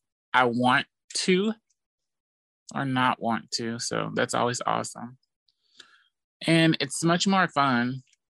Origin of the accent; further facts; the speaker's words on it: St. Louis, Missouri, United States; I'm originally from St. Louis